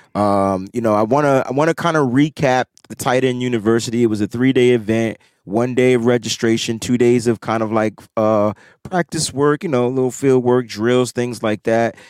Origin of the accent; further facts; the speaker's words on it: East Coast, United States; I'm from the East Coast.